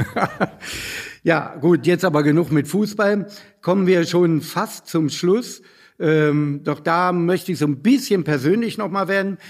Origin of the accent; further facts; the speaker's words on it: Hanover, Lower Saxony, Germany; als Hannoveraner